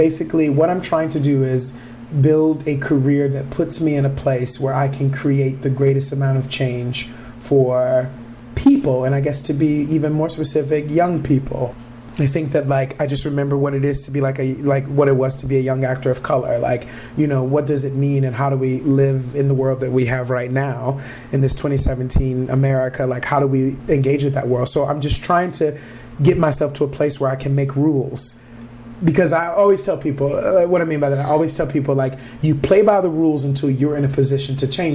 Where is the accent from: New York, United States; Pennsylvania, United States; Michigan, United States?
Michigan, United States; Detroit; moved away as an adult; also born or lived in Minneapolis, Minnesota; now in Twin Cities, United States; we grew up in Detroit